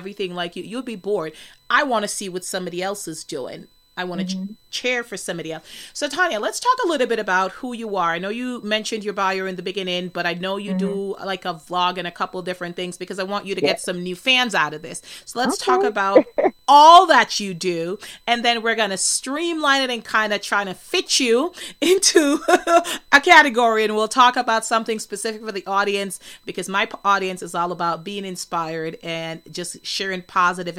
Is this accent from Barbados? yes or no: no; Jamaica; I'm from Jamaica